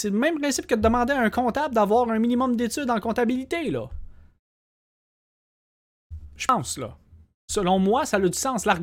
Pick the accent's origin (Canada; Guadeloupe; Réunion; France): Canada; Quebec; Ça fait partie de notre identité, le français.